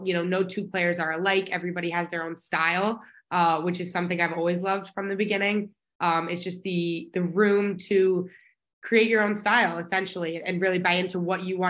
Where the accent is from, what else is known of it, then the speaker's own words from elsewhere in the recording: Dallas, Texas, United States; now in Boston, United States; Originally from Dallas, Texas, born and raised my whole life.